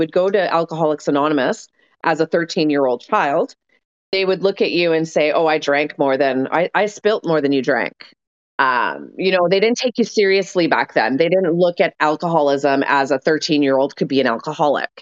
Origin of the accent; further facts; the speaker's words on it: Winnipeg, Manitoba, Canada; I came from Windsor Park. I came from a fucking suburb of Winnipeg.